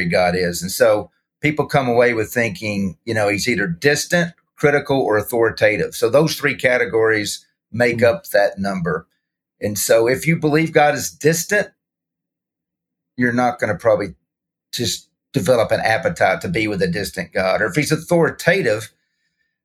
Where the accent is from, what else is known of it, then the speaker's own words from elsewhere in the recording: Arkansas, United States; born and raised in Arkansas